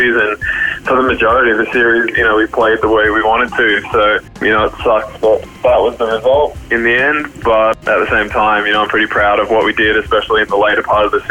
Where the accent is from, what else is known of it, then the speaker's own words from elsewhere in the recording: Brisbane, Queensland, Australia; also born or lived in Alice Springs / Spain; I was born in Alice Springs and we left when I was three, you know, after my brother was born. So I grew up, spent most of my time in Brisbane